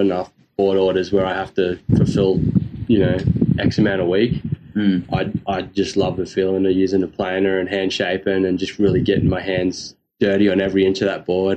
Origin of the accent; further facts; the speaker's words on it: North Queensland, Australia; I'm from North Queensland